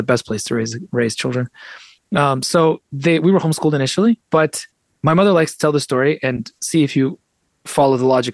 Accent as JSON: {"language": "English", "town": "San Francisco", "region": "California", "country": "United States", "tie": "born or raised there", "first_language": "Russian", "second_language": "English", "said": "I was raised speaking Russian first, even though I was born in San Francisco."}